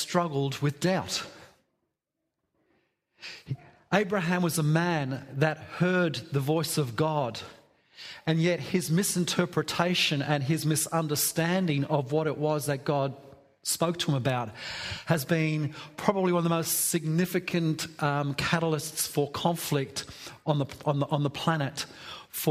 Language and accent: English; England, United Kingdom; I'm English